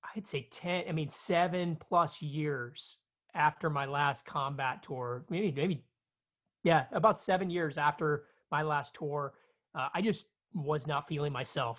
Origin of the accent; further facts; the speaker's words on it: Chicago, Illinois, United States; I grew up in South Chicago